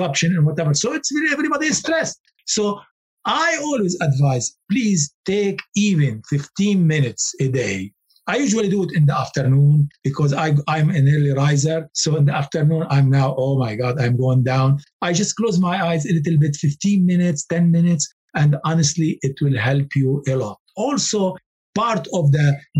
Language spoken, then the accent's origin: English; Lebanon; moved away; I come from Lebanon